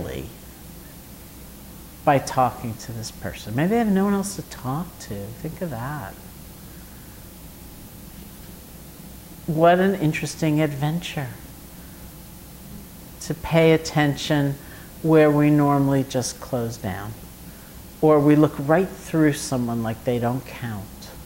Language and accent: English; New York City, New York, United States; moved away as an adult; also born or lived in Massachusetts; I grew up here in New York City in Washington Heights